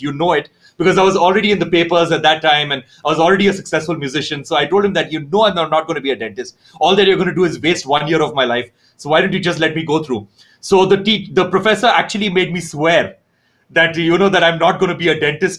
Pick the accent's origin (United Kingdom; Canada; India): India; born or raised there; also born or lived in Roanoke Rapids, North Carolina, United States